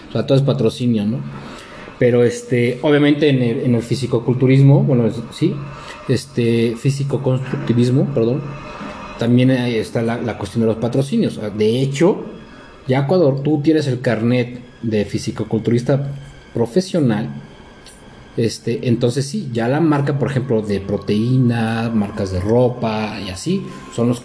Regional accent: Mexico; Soy mexicano.

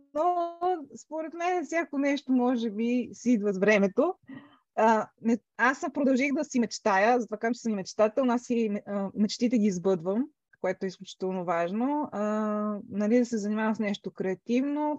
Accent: Sofia, Sofia City, Bulgaria; moved away as an adult; now in England, United Kingdom; една голяма част от живота ми е минала в София. Това е родния ми град. Израснала съм общо взето а, там

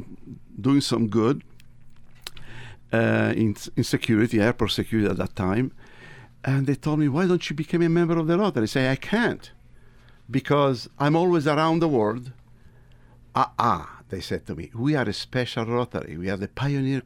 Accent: Egypt; accent: Tuscan; also born or lived in Tuscany, Italy; now in United States; I was born in Tuscany. I was raised in Egypt.

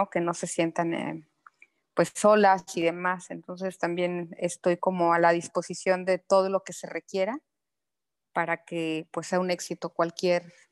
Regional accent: Mexico City, Mexico; now in Quintana Roo, Mexico; De la Ciudad de México. Llegué aquí hace también 25 mm, años más o menos.

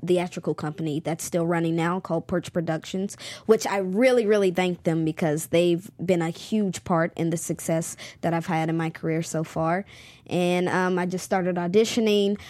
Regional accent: Charlotte, North Carolina, United States; my hometown is Charlotte, North Carolina

